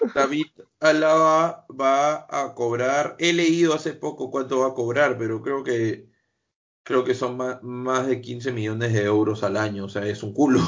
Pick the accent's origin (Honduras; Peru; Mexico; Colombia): Peru; si soy peruano